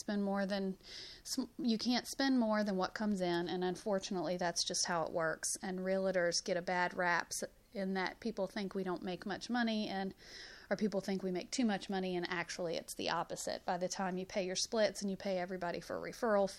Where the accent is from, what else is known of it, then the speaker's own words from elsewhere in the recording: Huntsville, Alabama, United States; moved away; also born or lived in Northern Virginia; originally from Huntsville, just gone for many years.